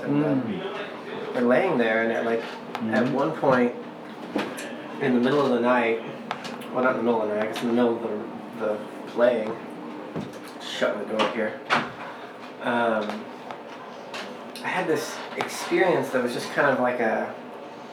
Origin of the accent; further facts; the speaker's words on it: Tennessee, United States; I grew up in the Southeast in Tennessee